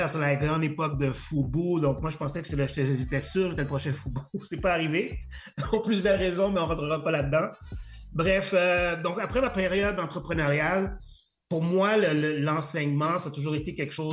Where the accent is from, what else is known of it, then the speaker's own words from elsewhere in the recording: Montreal, Quebec, Canada; Euh, je suis un haïtien euh, montréalais euh, d'origine haïtienne parce que je suis né, je suis né à Montréal.